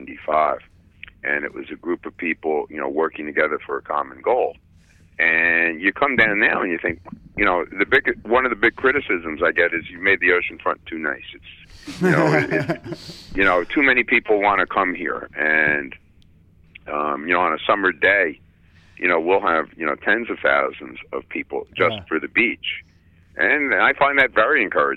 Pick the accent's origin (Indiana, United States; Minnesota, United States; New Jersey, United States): New Jersey, United States; Little Silver; also born or lived in Vermont; I grew up about 15 minutes from here